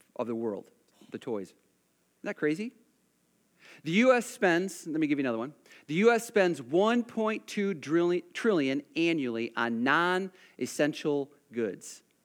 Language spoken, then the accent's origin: English; United States; I'm an American